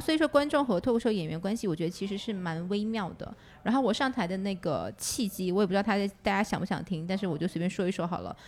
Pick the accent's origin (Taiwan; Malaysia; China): China; Northeast China; now in Xiamen, China; 我是东北人